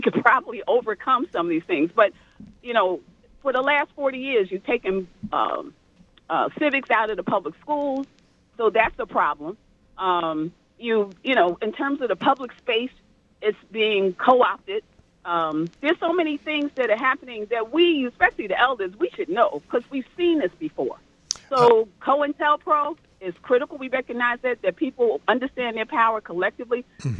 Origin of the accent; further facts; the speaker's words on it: North New Jersey, United States; I grew up in North New Jersey